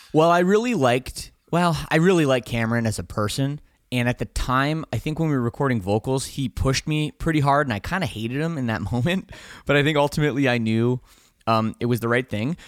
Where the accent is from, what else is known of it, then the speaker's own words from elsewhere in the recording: Canada; we're from Canada